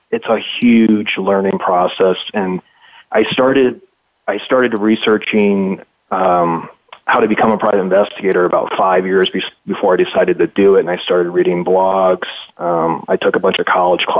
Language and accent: English; Chicago, Illinois, United States; moved away as an adult; also born or lived in Minneapolis, Minnesota / Philadelphia, Pennsylvania; now in Arizona, United States; I grew up in Chicago